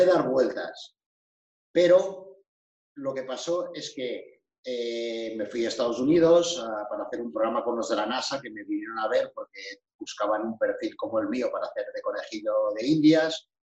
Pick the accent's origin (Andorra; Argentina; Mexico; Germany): Andorra; soy de Andorra.